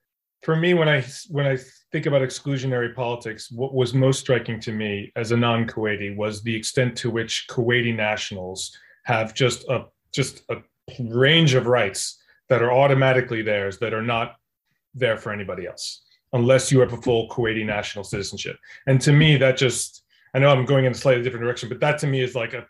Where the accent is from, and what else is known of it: United States